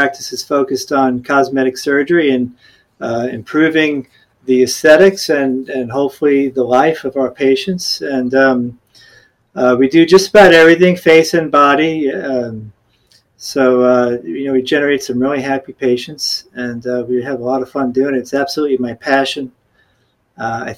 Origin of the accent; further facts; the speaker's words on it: New York, United States; moved away as an adult; also born or lived in Gainesville, Florida; now in Naples, United States; I grew up in New York